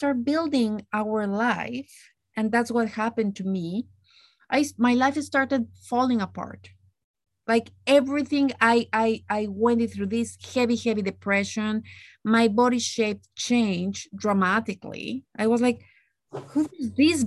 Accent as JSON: {"language": "English", "country": "Mexico", "tie": "born or raised there", "moved": "as an adult", "lives_now": "Canada", "said": "growing up in Mexico"}